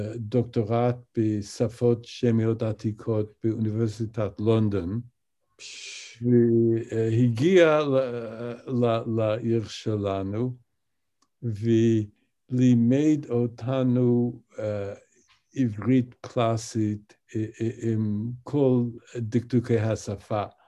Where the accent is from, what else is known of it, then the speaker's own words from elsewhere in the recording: Albany, New York, United States; Hebrew is a second language; אני גדלתי באולבני, ניו יורק